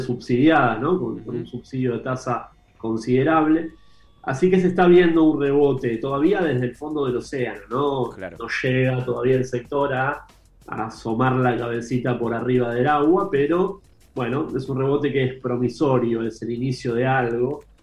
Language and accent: Spanish; Argentina